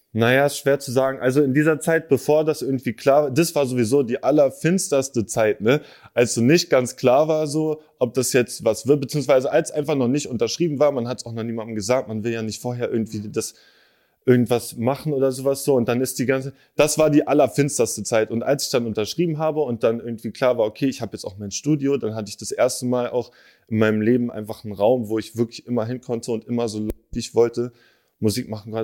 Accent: Berlin, Germany; ich bin in Moabit geboren, dann haben wir in so einer, in so einer alten Ami-Siedlung gewohnt, Digga, in Dahlem.

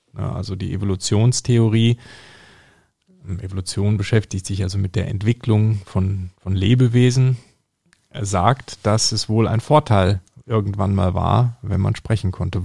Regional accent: North Rhine-Westphalia, Germany; da wo ich aufgewachsen bin, am, am, Niederrhein

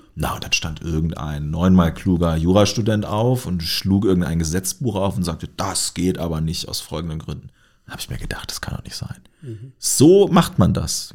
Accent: Lower Saxony, Germany; now in Göttingen, Germany; ich stamme aus Niedersachsen mhm. und bin auf einem kleinen Dorf äh, aufgewachsen

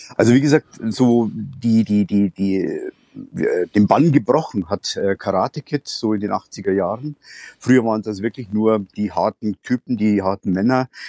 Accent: Bavaria, Germany; ich bin aus Bayern. Ich wohne in der Nähe von Passau

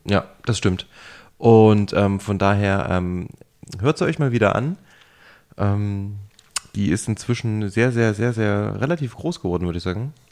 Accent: Jena, Thuringia, Germany; moved away; ich komme ja ursprünglich aus Jena

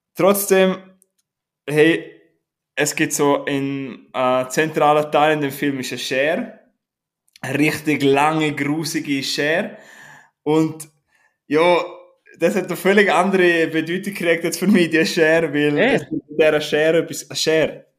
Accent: Graubünden, Switzerland; Darf man als Bündner Kopf abtrinken?

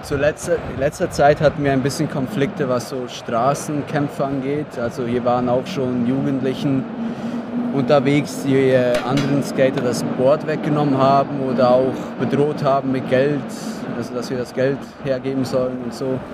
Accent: Bern, Switzerland; ich komme aus der Berner Region

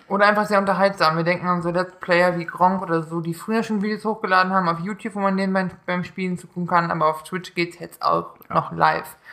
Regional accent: Neunkirchen, Saarland, Germany; moved away; in Neunkirchen, in meiner Heimat, bei meinen Eltern

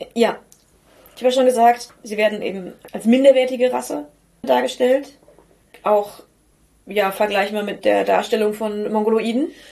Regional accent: North Rhine-Westphalia, Germany; wir kommen aus Ostwestfalen und nicht aus Osteuropa. Unser Blick und unsere Aussprache sind entsprechend geprägt.

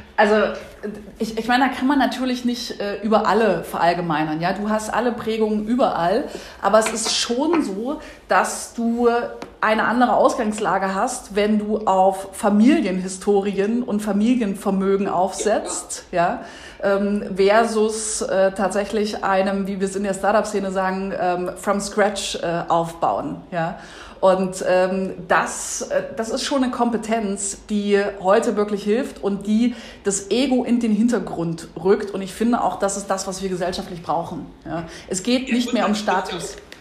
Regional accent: Saxony-Anhalt, Germany; moved away as an adult; also born or lived in Leipzig / Berlin; ich in Sachsen-Anhalt geboren bin und mich für ein Studium in Leipzig entschieden habe

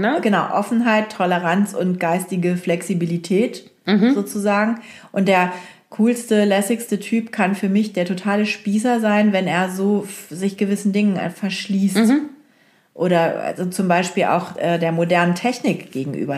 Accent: Oldenburg, Lower Saxony, Germany; moved away; also born or lived in Hamburg; in Oldenburg, äh, wo ich aufgewachsen bin

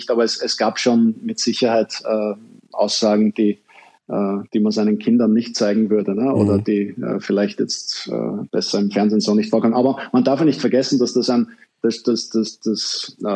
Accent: Vienna, Austria; jetzt sind wir Deutsche und Österreicher da sehr, sehr zivilisiert, aber ich als Wiener äh, hatte ähm

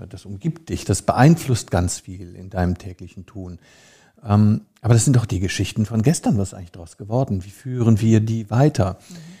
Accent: Rhineland, Germany; moved away as an adult; also born or lived in London; now in Hamburg, Germany; Ich als Rheinländer

